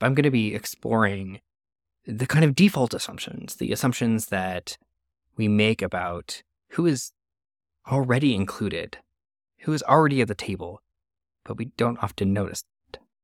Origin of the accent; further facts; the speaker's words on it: Canada; moved away; my home country of Canada